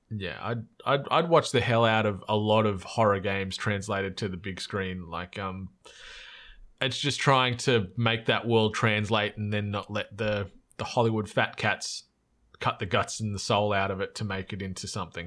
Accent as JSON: {"language": "English", "country": "Australia", "accent": "Aussie", "said": "our accent stands out as in an Aussie"}